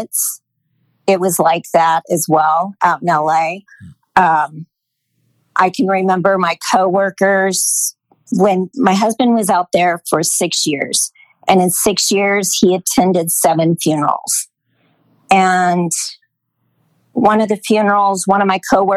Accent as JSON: {"language": "English", "region": "Idaho", "country": "United States", "also_born_or_lived": "Los Angeles, California", "moved": "as an adult", "lives_now": "Austin, United States", "said": "I was from Idaho and moved to California, LA to be with him"}